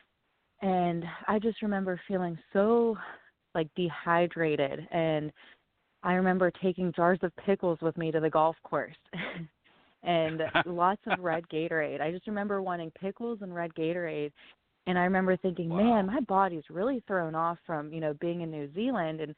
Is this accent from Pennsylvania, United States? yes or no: yes; Waynesburg, Pennsylvania, United States; also born or lived in Marianna, Pennsylvania; I grew up in Waynesburg. It's about an hour south of Pittsburgh